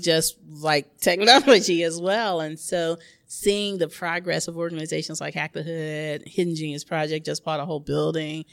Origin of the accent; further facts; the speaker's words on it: Memphis, Tennessee, United States; now in Oakland, United States; my hometown. which is Memphis, Tennessee